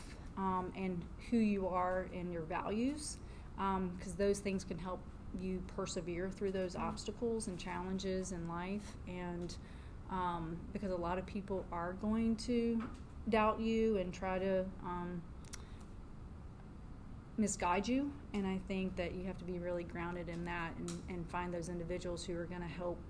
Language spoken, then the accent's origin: English; Mechanicsville, Virginia, United States; moved away as an adult; also born or lived in Syracuse, New York / Winston-Salem, North Carolina; I grew up in Virginia, Mechanicsville, Virginia